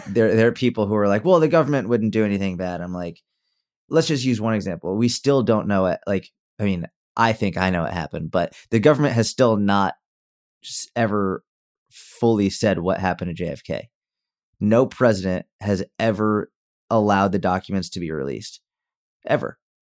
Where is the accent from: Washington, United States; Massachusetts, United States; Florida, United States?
Massachusetts, United States; now in Dallas, United States; I grew up in Mass